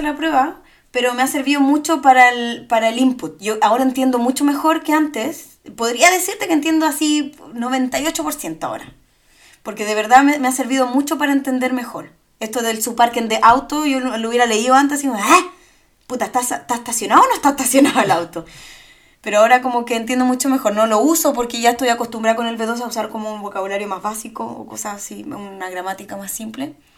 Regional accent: Chile; now in Germany; soy de Chile.

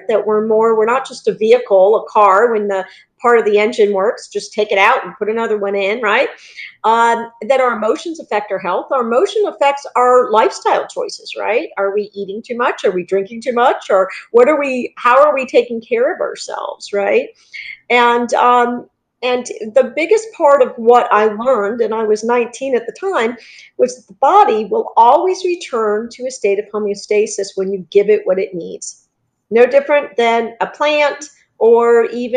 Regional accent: Northeast, United States; also born or lived in Worcester, Massachusetts; now in Southwest Florida, United States; I'm from the Northeast

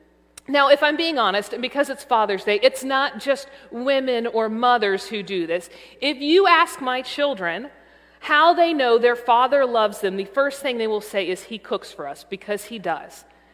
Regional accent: the South, United States; As someone born and raised in the South

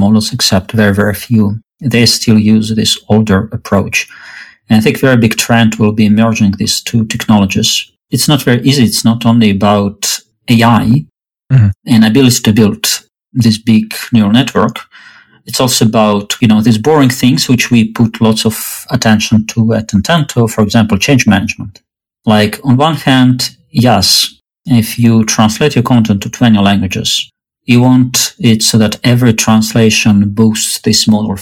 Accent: Russia; moved away as an adult; now in Berkeley, United States; I grew up in Russia. I moved to US about 6 years ago.

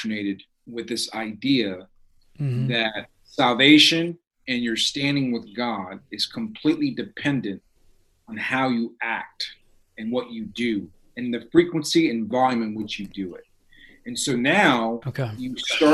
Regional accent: New York City, New York, United States; I'm from the South Bronx

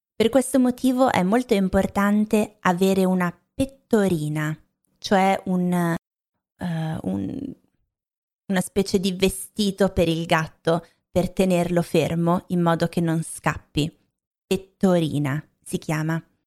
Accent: Lombardy, Italy; moved away; crescendo in Lombardia non avevo mai mangiato la pizza napoletana

